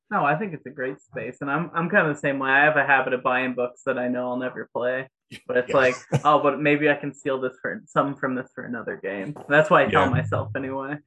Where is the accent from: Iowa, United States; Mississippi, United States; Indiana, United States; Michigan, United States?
Indiana, United States; I'm from Indiana